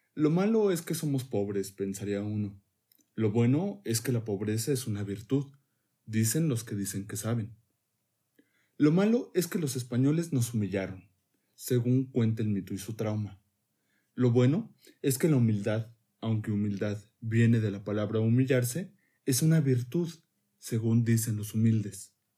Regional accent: Mexico; como mexicanos

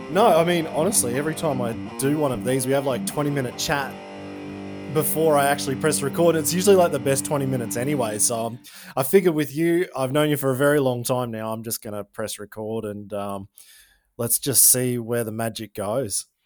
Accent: Tyro, north of Brisbane, Queensland, Australia; now in Germany; I'm from Tyro. It's about two hours north of Brisbane

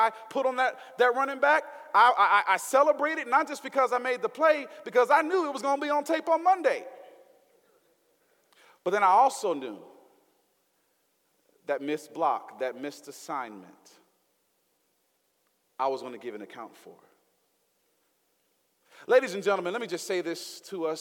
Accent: the South, United States; accent: Southern twang; I'm from the South. I'm put a little Southern twang on that thing

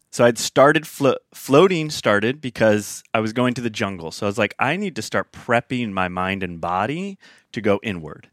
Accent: Sacramento, California, United States; I hail from Northern California. Grew up, spent ve, in Sacramento, California, a little suburb town outside of there. Spent about eighteen years

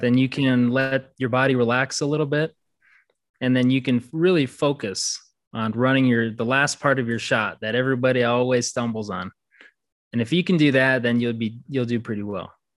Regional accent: Red Wing, Minnesota, United States; moved away as an adult; now in Colorado, United States; I was born in Red Wing, Minnesota. I'm from there. I went to high school there and graduated

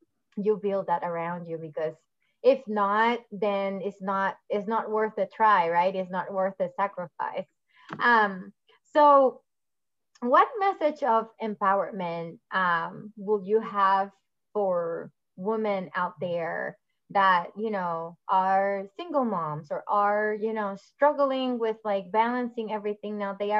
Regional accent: Puerto Rico; moved away; And when I came from Puerto Rico, that was a big impact for me too. Like, it was a huge cultural impact.

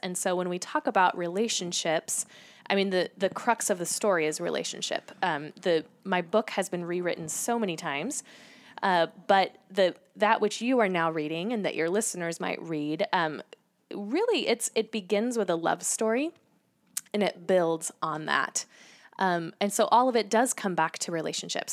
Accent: Salem, Oregon, United States; I grew up in the Pacific Northwest

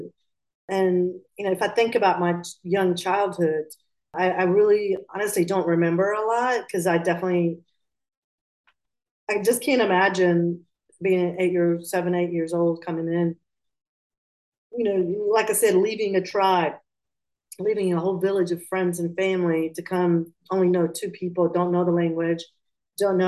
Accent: Atlanta, Georgia, United States; also born or lived in Pakistan; So I was born in Pakistan and I was raised in Georgia, in Atlanta

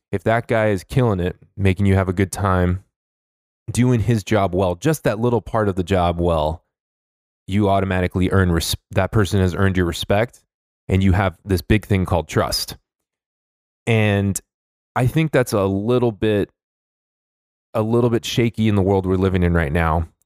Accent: Los Angeles, California, United States; I'm from Los Angeles

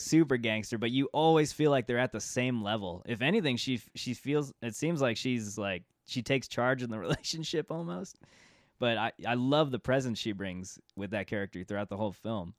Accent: California, United States; being from California

